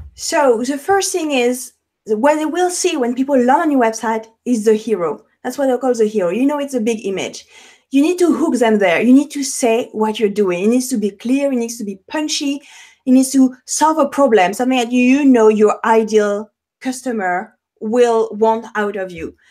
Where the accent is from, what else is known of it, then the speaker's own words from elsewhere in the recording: Paris, Île-de-France, France; accent: French; English is a second language; moved away; French. I'm French. I have an accent, born and raised in Paris